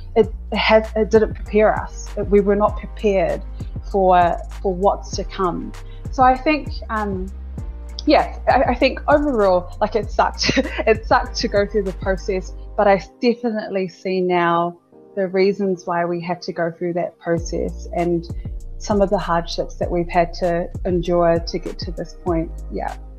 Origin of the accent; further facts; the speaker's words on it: Auckland, New Zealand; moved away as an adult; also born or lived in Sydney, Australia; I was born in South Auckland, born in Middlemore Hospital. I grew up in South Auckland all of my life